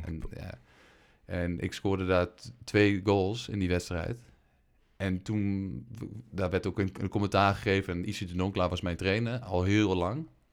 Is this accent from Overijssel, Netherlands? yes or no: yes; Geesteren, Overijssel, Netherlands; Ik kom uit Geesteren. Ja. Overijssel moet ik even bij zeggen.